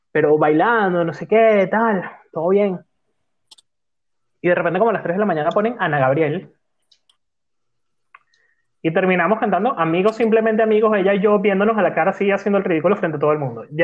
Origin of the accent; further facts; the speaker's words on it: Venezuela; moved away; Cuando yo me vine de Venezuela, estaba comenzando a sonar este señor que se llama …